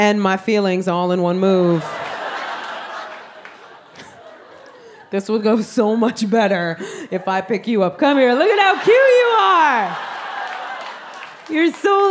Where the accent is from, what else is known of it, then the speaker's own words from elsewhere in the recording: New York City, New York, United States; I am Puerto Rican from the South Bronx